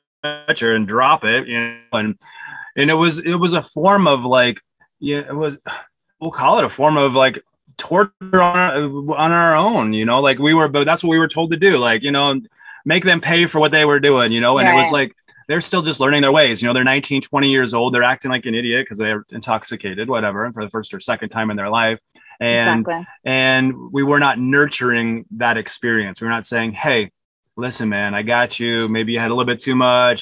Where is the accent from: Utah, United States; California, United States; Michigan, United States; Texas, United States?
Utah, United States; I grew up in Utah